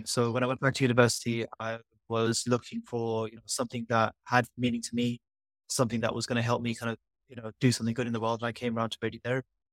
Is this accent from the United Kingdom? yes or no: yes; London, United Kingdom; moved away as an adult; now in Norwich, United Kingdom; growing up in London